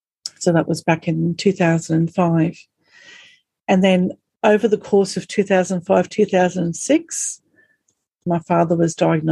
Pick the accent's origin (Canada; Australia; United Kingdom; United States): Australia; accent: strine; we're Australian and we have this really strawny accent